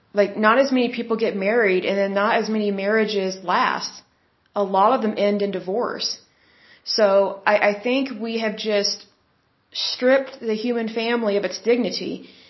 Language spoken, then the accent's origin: English; Oklahoma, United States; I'm from Oklahoma